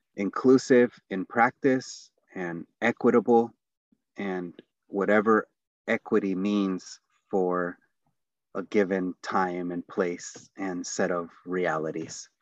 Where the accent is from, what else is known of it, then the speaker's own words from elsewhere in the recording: San Diego, California, United States; also born or lived in Tijuana, Mexico / Los Angeles, California; the neighborhood that I grew up in. So I was born in Tijuana, and then, um, which is Baja California, Mexico. We immigrated to Los Angeles, California. And we ended up in a place called San Diego. Um, and then even more honed in, it was San Isidro